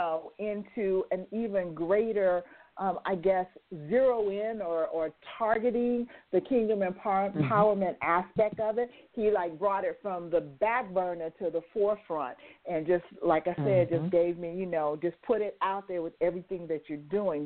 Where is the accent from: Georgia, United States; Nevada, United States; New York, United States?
Nevada, United States; Las Vegas; now she's in my hometown